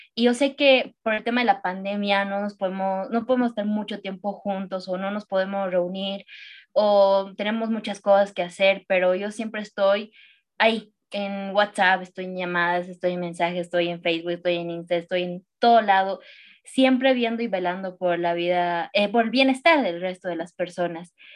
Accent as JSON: {"language": "Spanish", "country": "Bolivia", "said": "yo amo demasiado mi Bolivia, eh, soy muy, muy boliviana"}